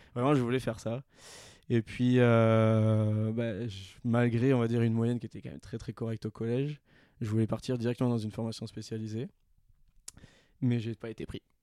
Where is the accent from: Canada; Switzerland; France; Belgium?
France; Toulouse, Occitania; moved away as an adult; now in Annecy, France; je suis originaire donc de Toulouse. Euh, j'ai déménagé sur Annecy il n'y a pas très longtemps, c'était en février